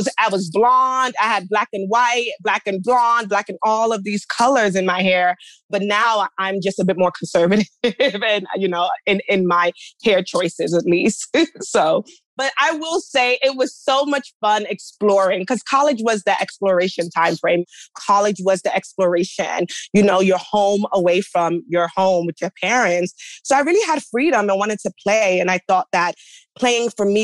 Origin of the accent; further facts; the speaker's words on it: New York City, New York, United States; I'm a girl from the Bronx, you know, from an immigrant household